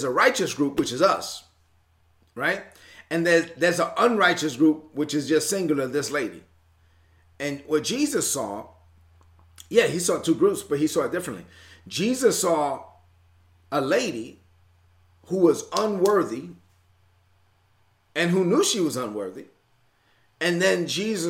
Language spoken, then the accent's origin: English; New York, United States; moved away; I'm from New York.